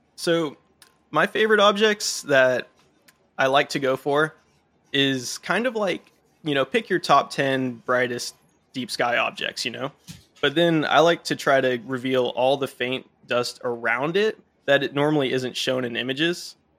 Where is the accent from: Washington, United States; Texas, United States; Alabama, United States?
Texas, United States; Dallas-Fort Worth area; I was born and raised in the Dallas-Fort Worth area, so right in the big light pollution dome here